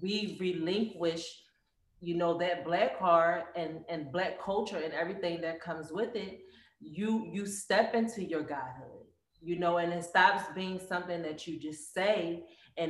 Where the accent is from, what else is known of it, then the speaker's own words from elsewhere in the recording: Philadelphia, Pennsylvania, United States; moved away as an adult; now in Arizona, United States; I'm from Philly.